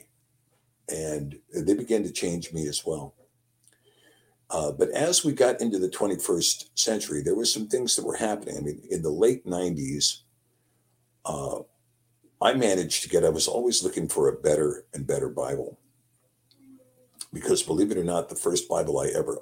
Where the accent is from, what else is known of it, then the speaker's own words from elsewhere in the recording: Alaska, United States; I grew up here in Alaska, where I currently am now